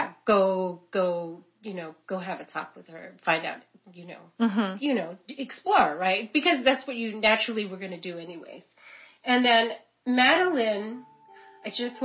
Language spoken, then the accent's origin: English; California, United States; I didn't grow up near the ocean, but I'm from California, and I would always go to the beach